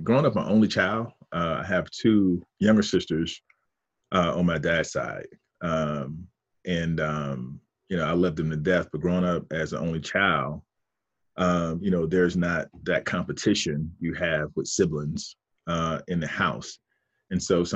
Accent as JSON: {"language": "English", "town": "Fort Pierce", "region": "Florida", "country": "United States", "tie": "born or raised there", "also_born_or_lived": "Miami, Florida", "moved": "as an adult", "lives_now": "Atlanta, United States", "said": "growing up in Fort Pierce, Florida, where I'm from, is still considered South Florida"}